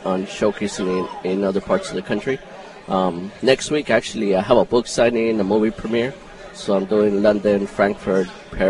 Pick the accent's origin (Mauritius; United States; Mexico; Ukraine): Mexico; I grew up in Mexico